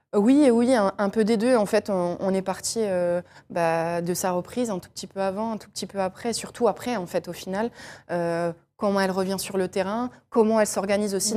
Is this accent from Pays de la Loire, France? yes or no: yes; Angers, Pays de la Loire, France; je suis d'Angers, j'allais avec mon papa, avec mon frère voir euh, les matchs euh, d'Angers